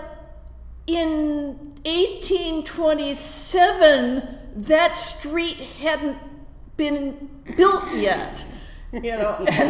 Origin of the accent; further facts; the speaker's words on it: California, United States; first language English; also born or lived in Prague; my 10-year-old brain out of its existing Californian ruts